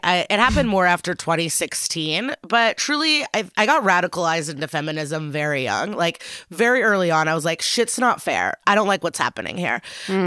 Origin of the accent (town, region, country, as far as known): Chicago, Illinois, United States; born or raised there; also born or lived in Odessa, Ukraine / Skokie, Illinois